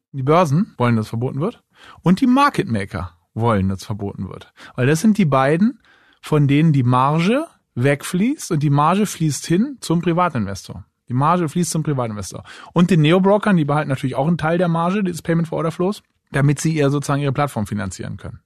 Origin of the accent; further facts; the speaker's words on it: Berlin, Germany; also born or lived in Munich; Ich wohne zwar selber jetzt in Berlin, bin auch Berliner